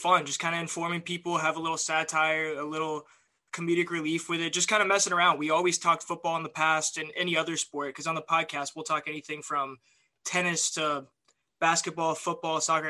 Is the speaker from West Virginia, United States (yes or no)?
no; Kennesaw, Georgia, United States; moved away; also born or lived in Alabama / Burbank, California; my hometown of Kennesaw, Georgia, just outside of Atlanta